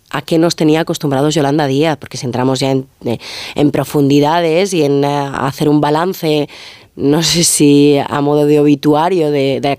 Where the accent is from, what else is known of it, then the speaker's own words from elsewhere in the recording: Ferrol, Galicia, Spain; otros somos de Ferrol